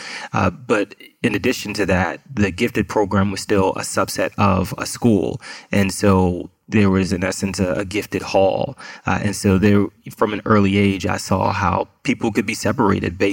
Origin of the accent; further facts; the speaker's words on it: New York City, New York, United States; I was born and raised in Queens, New York, in a neighborhood called Far Rockaway